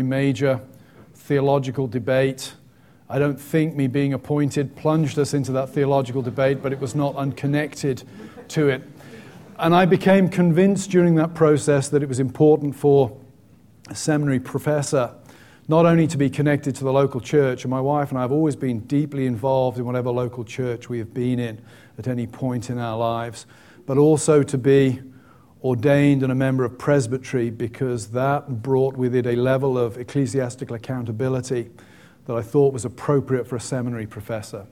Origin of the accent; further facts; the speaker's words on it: England, United Kingdom; moved away as an adult; also born or lived in Aberdeen, Scotland; I'm English, and English by birth and conviction